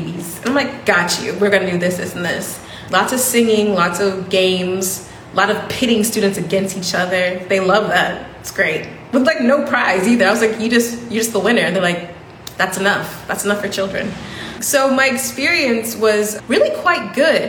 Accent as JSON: {"language": "English", "country": "United States", "moved": "yes", "said": "a black woman from America speaking, you know, quite good English"}